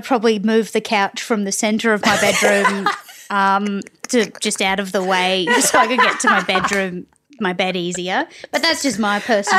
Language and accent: English; Townsville, Queensland, Australia; moved away as an adult; I'd never been anywhere that was cold because I'm from Townsville